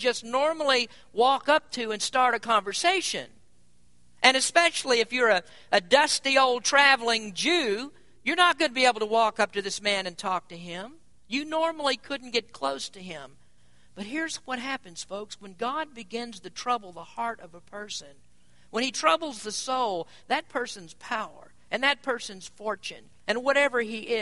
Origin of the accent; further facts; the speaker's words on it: Kentucky, United States; moved away; where I grew up in Kentucky